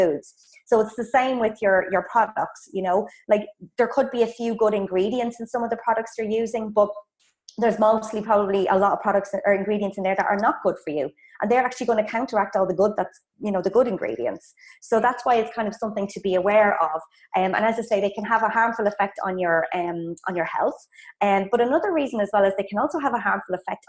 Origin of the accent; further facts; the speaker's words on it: Ireland; moved away as an adult; also born or lived in Dublin; I'm from Ireland, if you heard from the accent